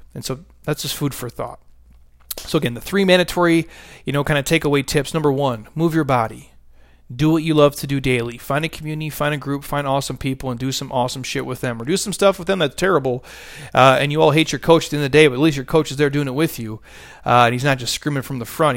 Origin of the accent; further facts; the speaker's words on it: United States; I was born in America